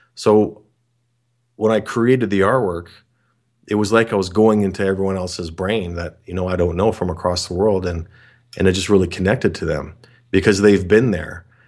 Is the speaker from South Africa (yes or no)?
no; Canada; I'm from Canada